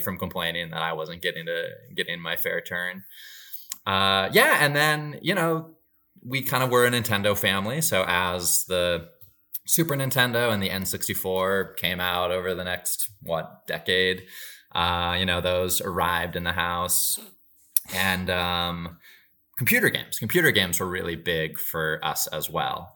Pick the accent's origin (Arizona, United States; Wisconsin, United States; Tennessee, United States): Wisconsin, United States; Marshfield; moved away as an adult; now in Los Angeles, United States; From Marshfield, which was my hometown